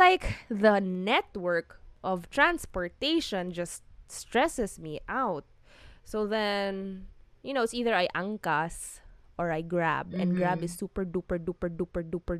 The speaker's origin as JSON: {"language": "English", "area": "Cebu", "region": "Central Visayas", "country": "Philippines", "first_language": "Cebuano", "second_language": "English", "moved": "yes", "lives_now": "Manila, Philippines"}